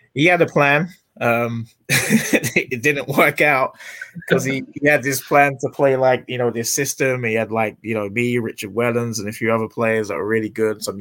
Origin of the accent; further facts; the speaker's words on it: England, United Kingdom; moved away as an adult; now in United States; I'm English